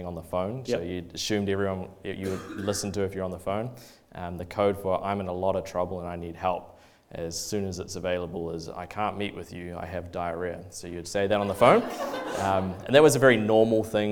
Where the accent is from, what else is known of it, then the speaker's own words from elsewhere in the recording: Oamaru, Otago, New Zealand; I grew up in Oamaru, not from a Christian family really at all